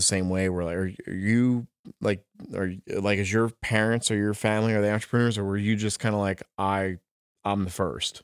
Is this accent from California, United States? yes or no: no; New Jersey, United States; I'm from South Jersey